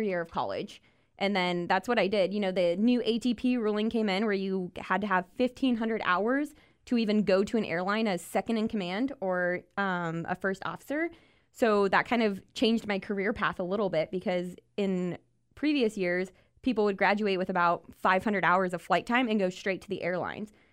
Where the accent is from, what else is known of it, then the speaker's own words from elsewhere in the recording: New Braunfels, Texas, United States; I'm originally born and raised in South Texas, New